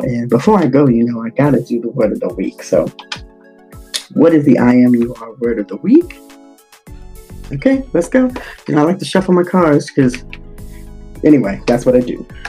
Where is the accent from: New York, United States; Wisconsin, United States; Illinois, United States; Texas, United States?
New York, United States; New York City; moved away; I'm a native New Yorker, and uh, I grew up in the Bronx, the South Bronx